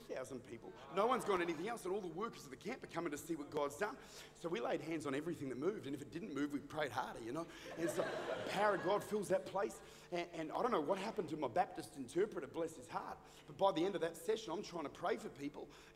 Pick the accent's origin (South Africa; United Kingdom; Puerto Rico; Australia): Australia; I'm Australian